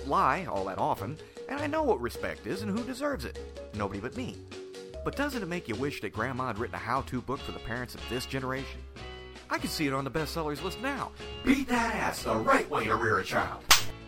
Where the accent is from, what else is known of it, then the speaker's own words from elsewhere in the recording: the South, United States; I'm from the South